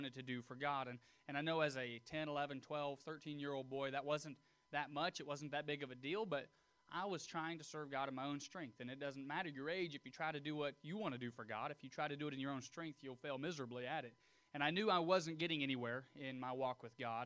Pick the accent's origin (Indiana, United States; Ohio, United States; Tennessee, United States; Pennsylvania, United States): Tennessee, United States; Tullahoma; I was born and raised near Tullahoma, Tennessee.